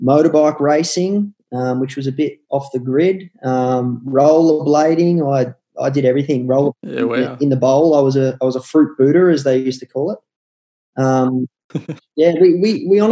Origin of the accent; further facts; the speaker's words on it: Melbourne, Victoria, Australia; grew up in Lilydale, which is in the eastern suburbs of Melbourne, just the start of the Yarra Valley